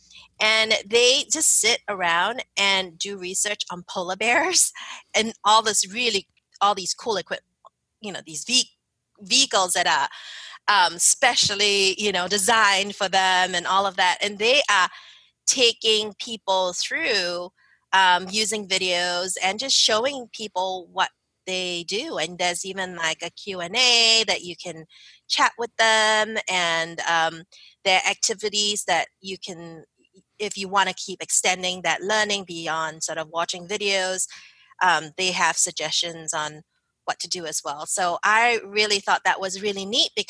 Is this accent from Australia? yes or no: no; Singapore; moved away as an adult; also born or lived in Philadelphia, United States; now in United States; I grew up in Singapore